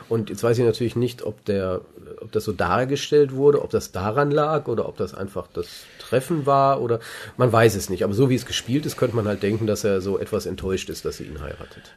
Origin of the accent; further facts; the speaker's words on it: Germany; als Deutscher